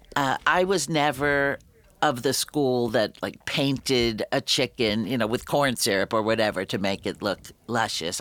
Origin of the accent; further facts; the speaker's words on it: New York City, New York, United States; I grew up in the Bronx